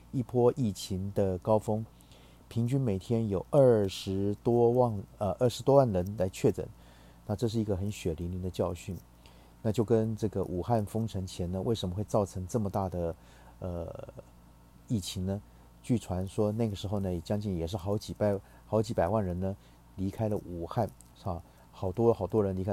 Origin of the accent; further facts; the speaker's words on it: Taiwan; 我们台湾人